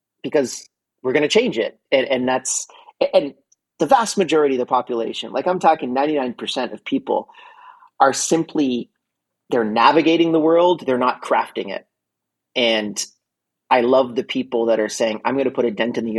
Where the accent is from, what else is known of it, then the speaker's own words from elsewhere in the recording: Montreal, Quebec, Canada; Montreal, Canada, which is my hometown